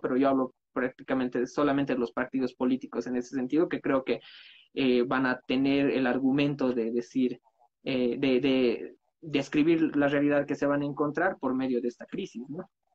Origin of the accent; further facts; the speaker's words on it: Bolivia; nosotros como bolivianos